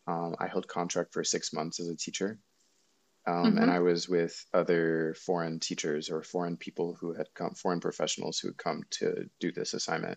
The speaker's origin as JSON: {"language": "English", "town": "Saint Paul", "region": "Minnesota", "country": "United States", "tie": "born or raised there", "also_born_or_lived": "New York / Bogota, Colombia", "moved": "as an adult", "said": "I was born here in St. Paul, Minnesota. Mm-hmm. And I grew up here in a suburb, and then I went to university sometime after high school. Mm-hmm. And then I lived in New York for 6 years."}